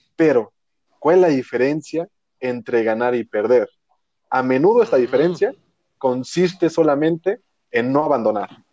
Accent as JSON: {"language": "Spanish", "country": "Mexico"}